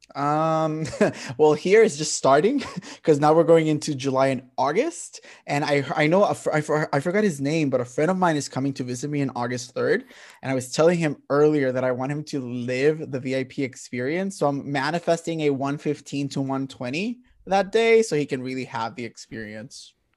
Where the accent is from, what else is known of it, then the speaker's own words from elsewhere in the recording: Puerto Rico; growing up in Puerto Rico, it was track and field and boxing.